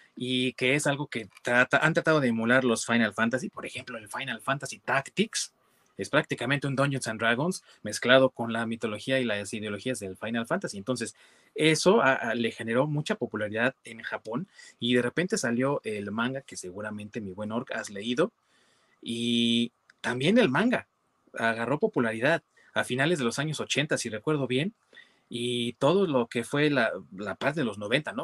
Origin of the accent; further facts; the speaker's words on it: Mexico; en nuestro país, acá en México